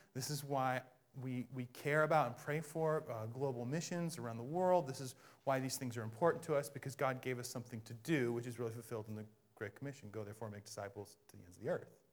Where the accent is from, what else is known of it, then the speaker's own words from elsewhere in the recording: Bellingham, Washington, United States; moved away; I'm from Bellingham